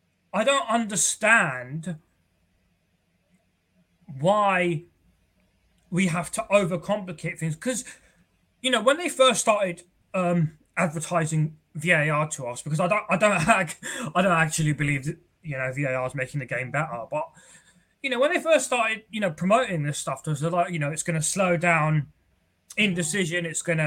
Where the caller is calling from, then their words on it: London, United Kingdom; I'm calling from North London.